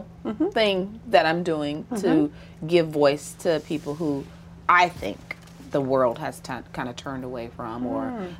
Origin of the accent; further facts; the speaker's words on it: the South, United States; So I grew up in the South, and what's interesting about Southern Black folks and Black women in particular